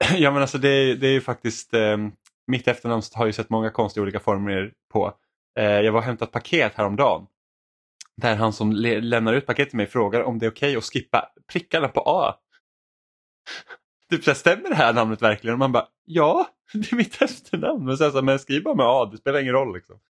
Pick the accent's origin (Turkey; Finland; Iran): Finland; jag är finlandssvensk